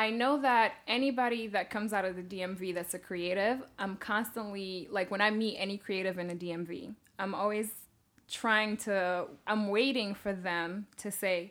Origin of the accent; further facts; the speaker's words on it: Guinea; our family, like Aisha and I, since we're from Guinea